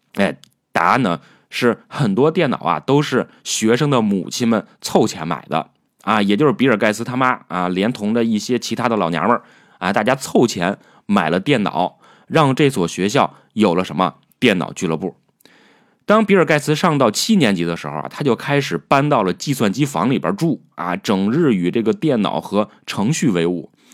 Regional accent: China; 然后我们中国人特别相信一句话

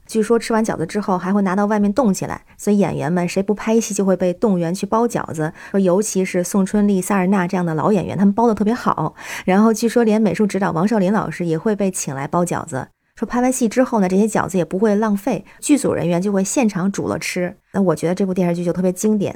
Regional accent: Tianjin, China; now in Beijing, China; 我是天津人，我在北京工作，家里亲戚也都是北京、天津、河北比较多

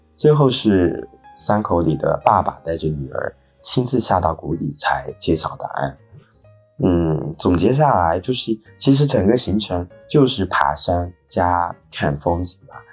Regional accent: Fuzhou, Fujian, China; moved away; 国庆回福州了

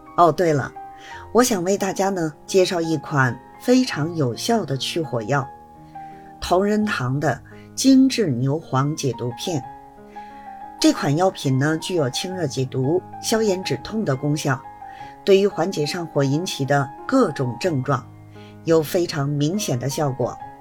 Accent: Beijing, China; 我是北京的

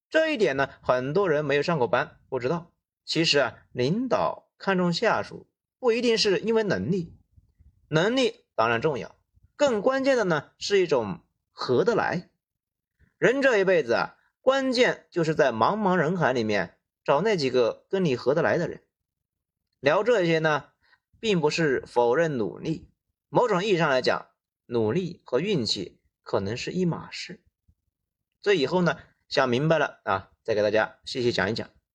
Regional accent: China; 我国现在婴儿出生率是很低的

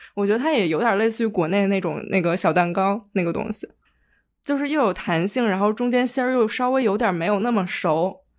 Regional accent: Liaoning, China; moved away; 我小时候在辽宁

